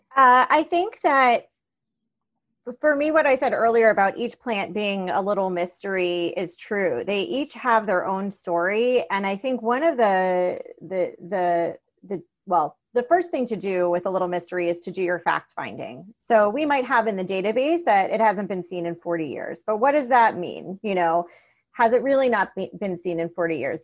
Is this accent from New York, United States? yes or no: no; Miami, Florida, United States; I grew up in Miami